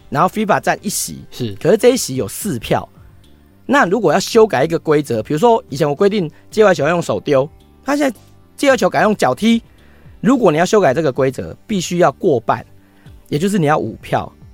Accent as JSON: {"language": "Chinese", "country": "Taiwan", "said": "我们台湾人"}